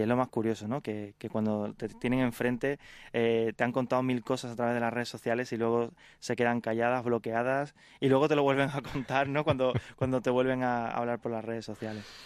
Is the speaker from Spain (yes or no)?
yes; Carmona, Andalusia, Spain; moved away as an adult; also born or lived in Madrid; cuando llegaba de, de mi pueblo, de Carmona, eh, a una ciudad como Madrid.